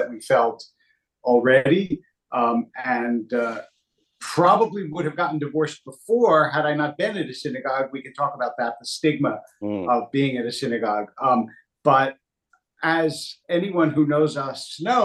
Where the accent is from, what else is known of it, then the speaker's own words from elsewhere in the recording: Philadelphia, Pennsylvania, United States; moved away; also born or lived in Hackensack, New Jersey; I grew up in Philadelphia, also